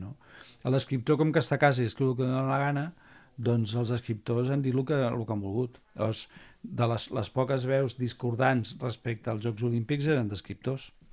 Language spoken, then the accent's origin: Catalan; Barcelona, Catalonia, Spain; Jo havia viscut sempre a Barcelona, primer a Poble després a Gràcia